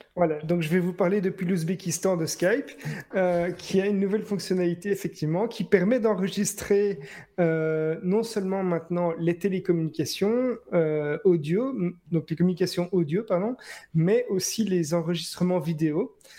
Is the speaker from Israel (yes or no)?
no; Belgium; ce qu'on a nous en, Belgique